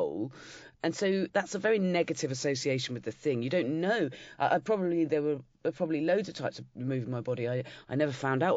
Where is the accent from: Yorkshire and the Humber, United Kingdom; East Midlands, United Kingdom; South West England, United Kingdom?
South West England, United Kingdom; Dorset; moved away as an adult; now in London, United Kingdom; I grew up in Dorset